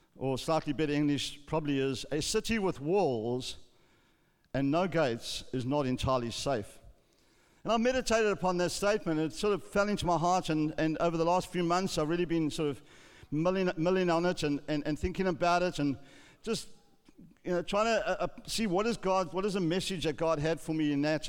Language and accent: English; South Africa; growing up in South Africa, when I was a young boy